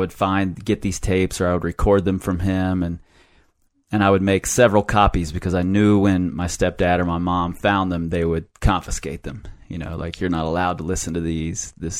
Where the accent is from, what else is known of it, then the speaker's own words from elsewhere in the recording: Cincinnati, Ohio, United States; I grew up in a neighborhood that was all white, 100% white